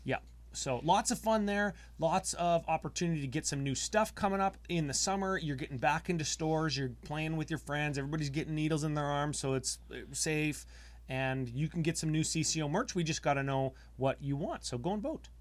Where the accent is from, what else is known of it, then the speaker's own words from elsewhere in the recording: Canada; We're from Canada